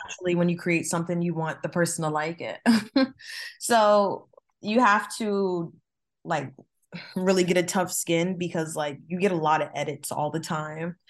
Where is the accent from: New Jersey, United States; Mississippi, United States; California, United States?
New Jersey, United States; I'm from Jersey